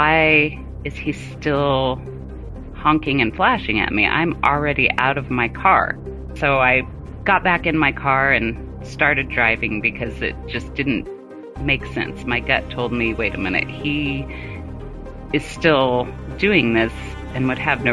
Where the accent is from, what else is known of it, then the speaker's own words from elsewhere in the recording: Colorado, United States; also born or lived in Germany / Arizona; Colorado, which is where I currently live now that I'm out of the military